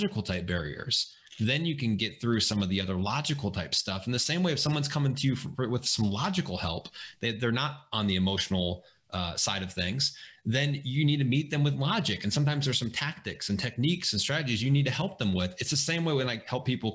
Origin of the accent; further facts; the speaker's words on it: Springfield, Illinois, United States; I grew up in Springfield, Illinois.